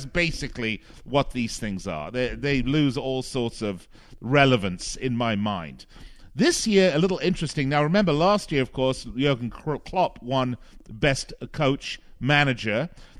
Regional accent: Las Vegas, Nevada, United States; the casinos here in my hometown of Las Vegas.

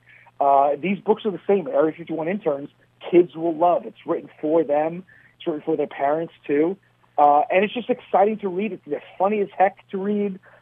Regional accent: New York City, New York, United States; moved away as an adult; now in Princeton, New Jersey; We grew up in Staten Island in the 80s and early 90s

